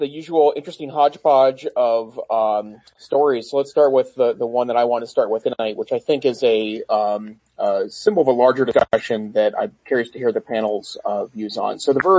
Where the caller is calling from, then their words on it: Gardner, Montana, United States; And I'm joining tonight from Gardner, Montana, which is just north of the main entrance of the Yellowstone National Park.